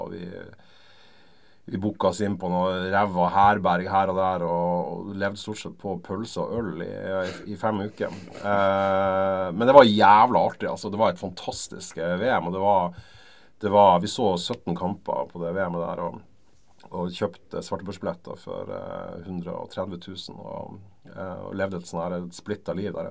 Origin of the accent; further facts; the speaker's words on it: Norway; vi er jo norsk eh, og bor i Norge